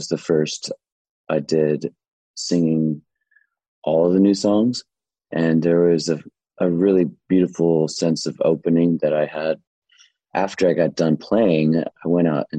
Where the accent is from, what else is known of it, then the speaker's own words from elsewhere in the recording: Portland, Oregon, United States; I was born and raised in Portland, Oregon